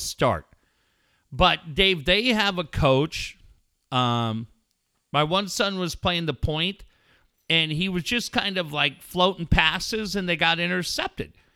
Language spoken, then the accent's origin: English; Cardiff, California, United States; Growing up in Cardiff